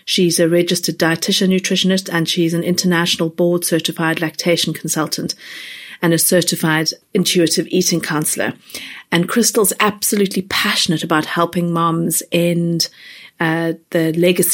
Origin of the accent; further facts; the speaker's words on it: South Africa; moved away; where I grew up in South Africa